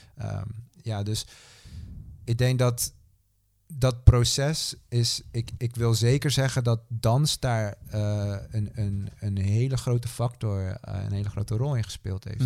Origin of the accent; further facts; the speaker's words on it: Netherlands; opgegroeid in Nederland